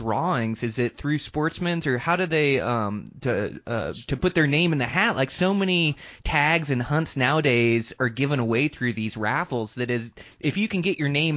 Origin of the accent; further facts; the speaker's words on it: Washington, United States; moved away as an adult; now in Montana, United States; I moved straight after high school from Washington to Montana